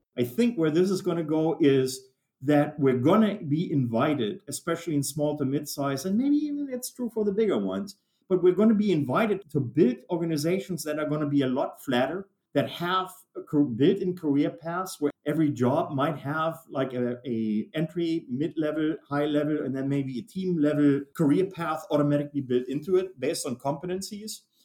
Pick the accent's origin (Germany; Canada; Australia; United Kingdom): Germany; moved away as an adult; now in United States; I was, as you can tell, not born here in the US. I was born and raised in Germany.